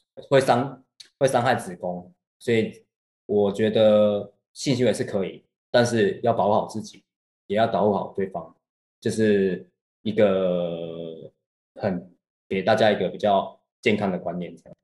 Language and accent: Chinese; Taiwan; 在我们台 湾那边，台湾这边